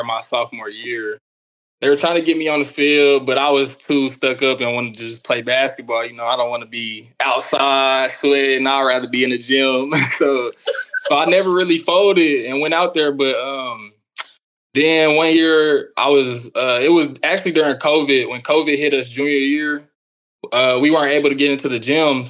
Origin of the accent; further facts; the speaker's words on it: Tulsa, Oklahoma, United States; I'm from Tulsa, Oklahoma